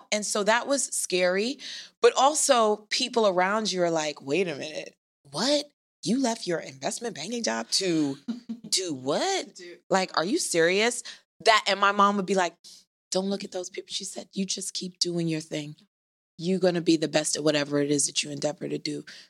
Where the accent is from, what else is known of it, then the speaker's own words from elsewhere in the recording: New York City, New York, United States; also born or lived in Trinidad; I was born in Trinidad. Okay. And at a very early age, we moved to Flatbush, Brooklyn. Okay. And that's where I grew up. And I live in Greenwich Village now.